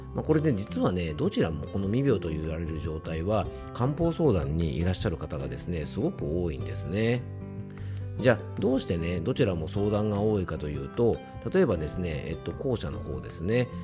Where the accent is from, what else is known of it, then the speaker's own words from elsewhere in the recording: Isawa Onsen Station, Yamanashi, Japan; 僕の地元のですね、伊沢温泉駅に来ておりまして